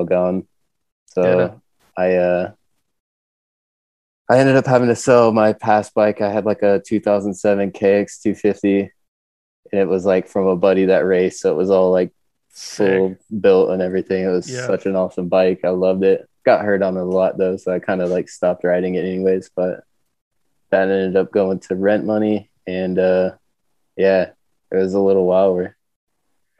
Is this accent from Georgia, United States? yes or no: yes; northeast of Atlanta, Georgia, United States; moved away as an adult; also born or lived in Mountain View, California; now in California, United States; I grew up in Georgia, like a little bit northeast of Atlanta